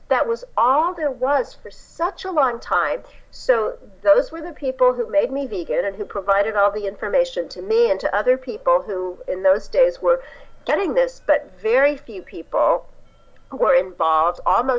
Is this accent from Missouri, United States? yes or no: yes; Kansas City, Missouri, United States; I remember in my hometown of Kansas City, Missouri, when they put in the first salad bar